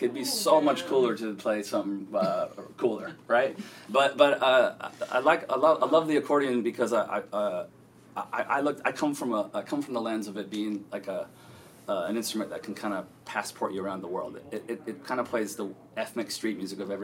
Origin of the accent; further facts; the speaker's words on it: San Diego, California, United States; growing up around San Diego